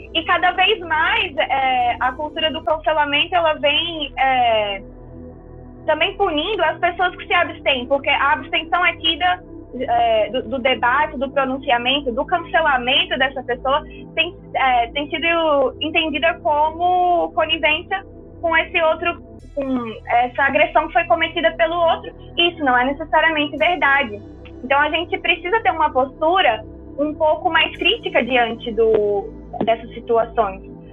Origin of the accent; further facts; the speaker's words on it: Brazil; a gente como brasileiro